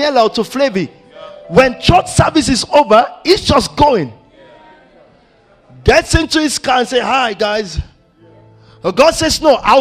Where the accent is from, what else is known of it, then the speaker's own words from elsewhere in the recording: Nigeria; I'm Nigerian to my heart.